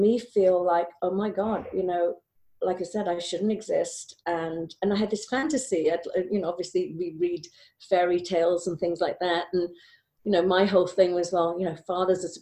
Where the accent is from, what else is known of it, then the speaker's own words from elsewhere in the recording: Wales, United Kingdom; I grew up in Wales